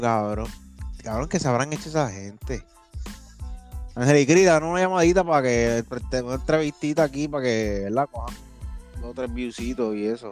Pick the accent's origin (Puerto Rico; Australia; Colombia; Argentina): Puerto Rico; ser puertorriqueño